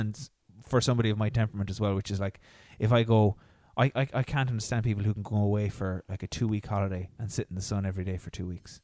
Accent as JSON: {"language": "English", "country": "Ireland", "said": "as Irish people"}